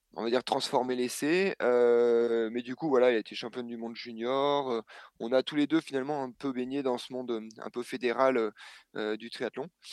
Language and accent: French; Clermont-Ferrand, Auvergne-Rhône-Alpes, France; on a grandi en fait à Clermont-Ferrand, un petit peu à côté